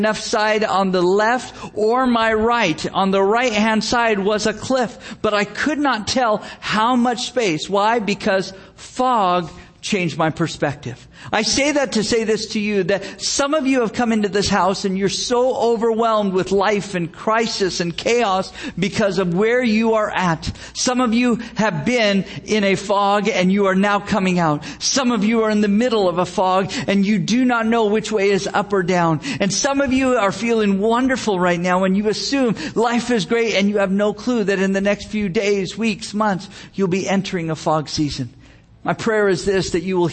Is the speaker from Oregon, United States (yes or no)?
no; Gilroy, California, United States; my hometown, the town of Gilroy, California